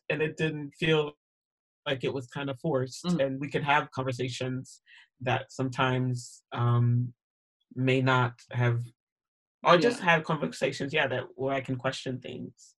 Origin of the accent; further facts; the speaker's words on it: Sarasota, Florida, United States; moved away as an adult; now in Edinburgh, United Kingdom; I grew up in Sarasota, Florida